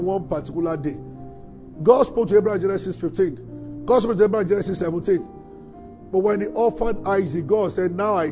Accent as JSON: {"language": "English", "town": "Abeokuta", "region": "Ogun State", "country": "Nigeria", "tie": "born or raised there", "said": "we grew up in Abeokuta"}